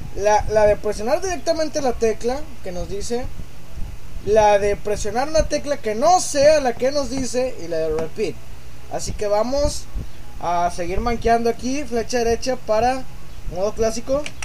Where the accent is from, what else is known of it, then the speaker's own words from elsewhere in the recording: Mexico; yo no soy gringo, soy un zombie mexicano